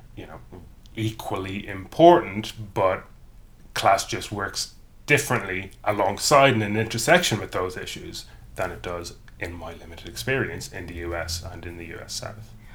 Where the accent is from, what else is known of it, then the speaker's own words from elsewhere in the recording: County Cavan, Ulster, Ireland; now in England, United Kingdom; I am from County Cavan, which is in the province of Ulster historically